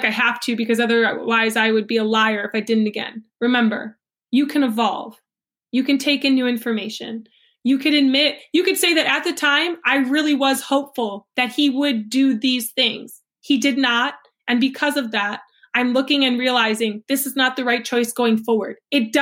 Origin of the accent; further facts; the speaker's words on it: United States; I'm American